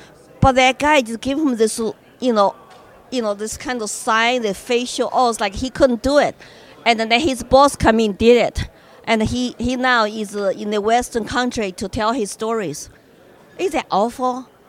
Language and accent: English; China; moved away; Ever since I was little, growing up in China